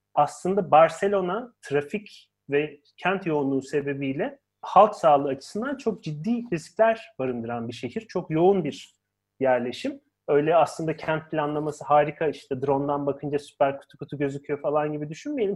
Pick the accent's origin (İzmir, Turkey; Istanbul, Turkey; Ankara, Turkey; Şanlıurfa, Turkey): Ankara, Turkey; ben Ankaralıyım